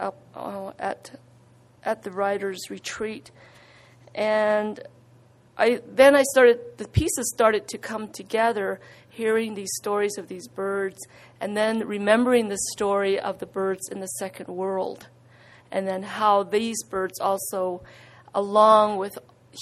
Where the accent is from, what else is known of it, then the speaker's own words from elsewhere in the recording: United States; moved away; also born or lived in Nebraska; I am Dene, and I was born and raised on the Navajo Reservation